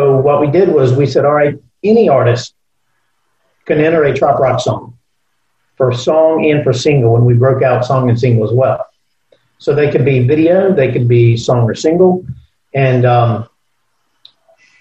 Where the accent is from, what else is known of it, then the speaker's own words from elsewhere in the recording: Tallahassee, Florida, United States; also born or lived in Atlanta / New Orleans; I grew up in Tallahassee. We moved here when I was 4 years old